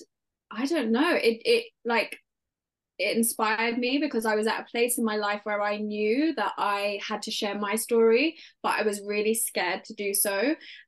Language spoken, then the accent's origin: English; London, United Kingdom; accent: British; I grew up in London in the UK and I'm an only child